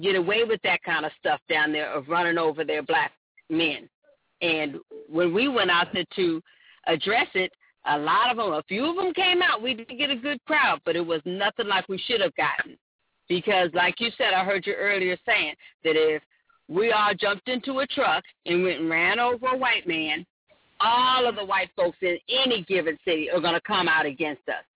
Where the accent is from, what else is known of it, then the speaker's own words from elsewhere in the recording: Oakland, California, United States; I was born and raised in Oakland, California